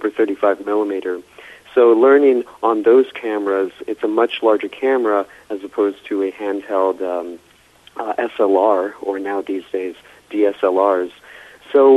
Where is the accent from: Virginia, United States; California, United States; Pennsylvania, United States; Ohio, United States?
California, United States; Los Angeles; I was born and raised in Southern California, so there are a few of us filmmakers out here in L.A. who are natively from L.A.